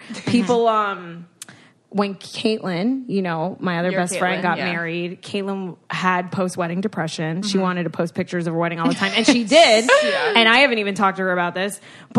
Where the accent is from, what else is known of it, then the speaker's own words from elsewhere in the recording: Florida, United States; I'm from Florida